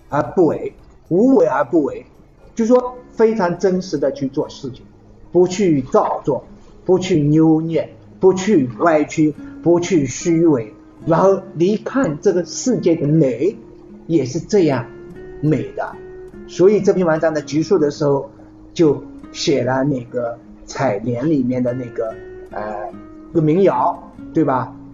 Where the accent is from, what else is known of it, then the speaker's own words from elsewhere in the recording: China; 我们中国人